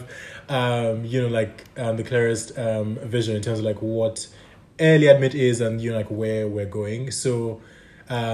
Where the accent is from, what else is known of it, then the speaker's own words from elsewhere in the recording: Nigeria; now in London, United Kingdom; I'm from Nigeria.